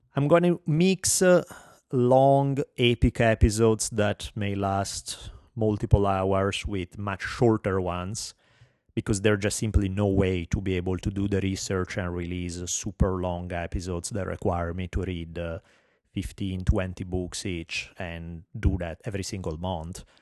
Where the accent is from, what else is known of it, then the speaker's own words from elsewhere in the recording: Italy; accent: heavy Italian; English is a second language; moved away as an adult; now in United States; I have a heavy Italian accent